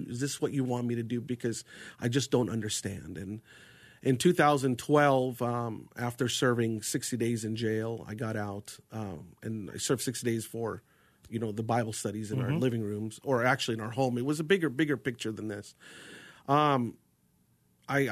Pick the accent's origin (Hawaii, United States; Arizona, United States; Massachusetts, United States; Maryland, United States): Arizona, United States; also born or lived in New York / Jordan (family); I was born in New York, you know, and most of my influential years had been here in Arizona.